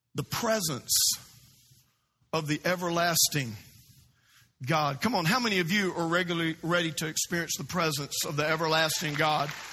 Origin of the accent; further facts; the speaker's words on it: South Louisiana, United States; now in Florida, United States; I grew up in South Louisiana